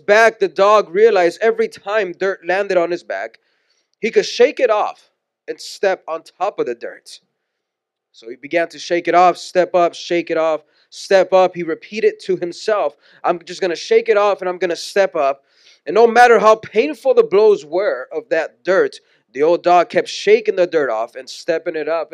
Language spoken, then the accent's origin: English; Houston, Texas, United States; moved away; also born or lived in San Pedro Sula, Honduras / Washington; We're born and raised in Houston, Texas, so we saw snow for the first time when we moved to Washington